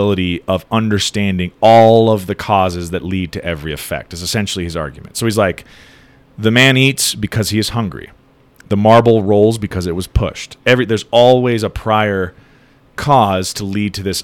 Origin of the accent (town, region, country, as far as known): United States